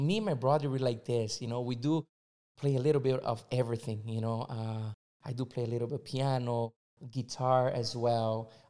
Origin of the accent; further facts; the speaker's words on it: São Paulo, Brazil; English is a second language; born and raised in Brazil, São Paulo.